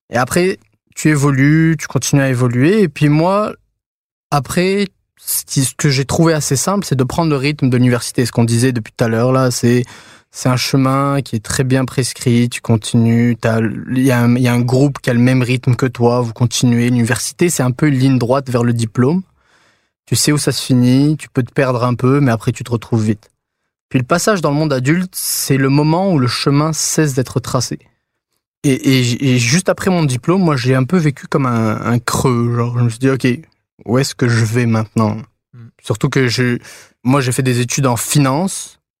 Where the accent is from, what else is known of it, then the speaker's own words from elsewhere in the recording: Tunisia; now in Montreal, Canada; quand je suis venu à Montréal. Parce que je suis parti de Tunisie et là j'arrive ici où j'ai plus euh, mes repères.